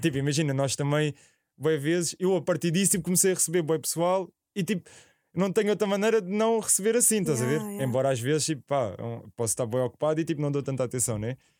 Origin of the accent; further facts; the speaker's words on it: Alhandra, Lisbon, Portugal; Eu sou de Alhandra, ao lado da Alverca